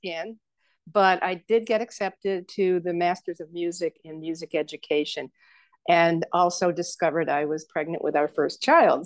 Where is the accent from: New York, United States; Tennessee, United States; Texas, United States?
New York, United States; Saratoga Springs; moved away as an adult; also born or lived in Kansas / Albany, New York / Rochester, New York / Tiffin, Ohio; now in Colorado, United States; my hometown in western New York State Saratoga Springs